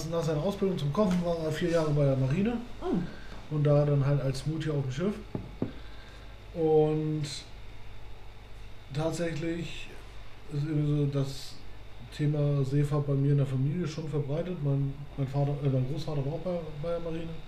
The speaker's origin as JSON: {"language": "German", "country": "Germany", "tie": "born or raised there", "said": "mein Heimatort halt direkt an der Elbe liegt und auch in der ja, Einfahrt zum Hamburger Hafen, also mhm. ein Stück davor."}